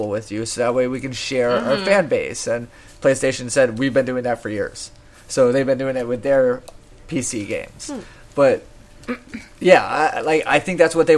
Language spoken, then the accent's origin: English; Florida, United States; now in California, United States; I grew up in Florida